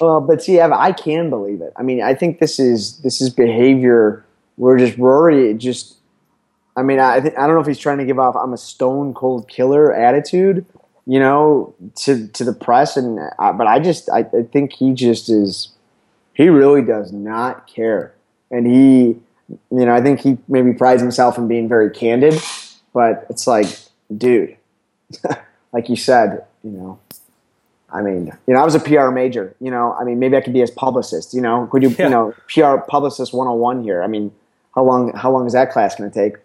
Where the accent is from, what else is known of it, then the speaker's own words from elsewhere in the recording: Chicago, Illinois, United States; also born or lived in Missouri; born and raised in Chicago, Illinois